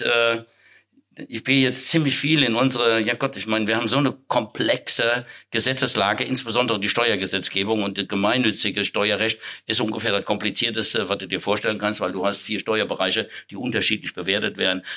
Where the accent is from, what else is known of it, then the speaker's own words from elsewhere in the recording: Siegerland, North Rhine-Westphalia, Germany; in meinem Heimatort, äh, da wo ich geboren bin, äh, oder in der Nähe, das ist die Erzquell-Brauerei